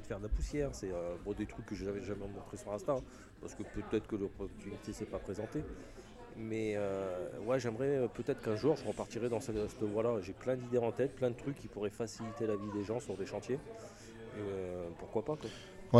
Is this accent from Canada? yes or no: no; Picardy, Hauts-de-France, France; moved away; also born or lived in Occitania; je suis originaire de Picardie